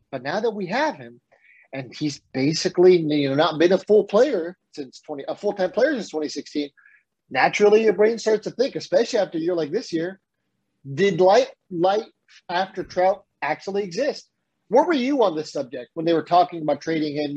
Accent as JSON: {"language": "English", "town": "San Diego", "region": "California", "country": "United States", "tie": "born or raised there", "said": "I grew up in San Diego"}